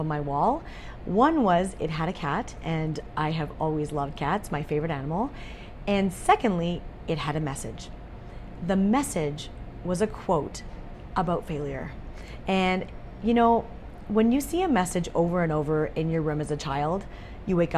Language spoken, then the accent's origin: English; Calgary, Alberta, Canada; I was born in Calgary, Alberta